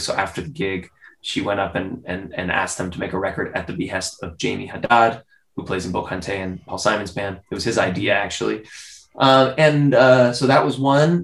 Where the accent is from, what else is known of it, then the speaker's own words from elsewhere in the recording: United States; also born or lived in Spain; I'm American